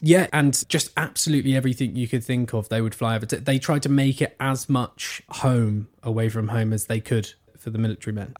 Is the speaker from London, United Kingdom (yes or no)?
no; Suffolk, East of England, United Kingdom; accent: Essex and East Anglia; when you're growing up in Suffolk